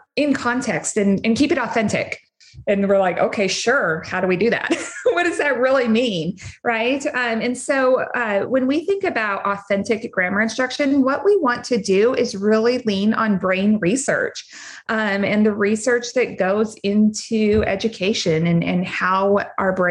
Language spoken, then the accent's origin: English; Wyoming, United States; moved away as an adult; also born or lived in Houston area, Texas; now in Houston, United States; I'm originally from Wyoming.